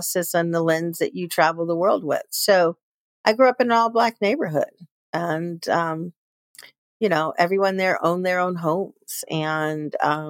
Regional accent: Chicago, Illinois, United States; moved away; I was born and raised in Chicago, Illinois.

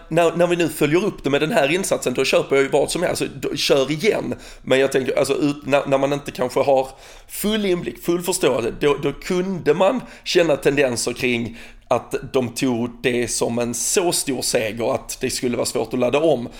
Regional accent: Sweden; som svensk

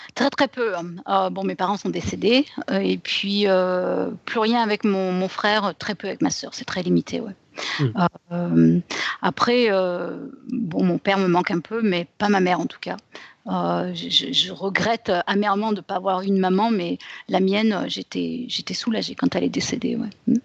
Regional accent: France; moved away as an adult; now in United States

